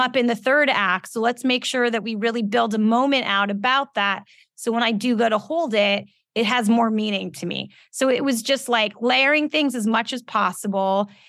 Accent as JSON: {"language": "English", "town": "Los Angeles", "region": "California", "country": "United States", "tie": "born or raised there", "also_born_or_lived": "Calabasas, California", "said": "I grew up in West Hills. I went to Calabasas High School"}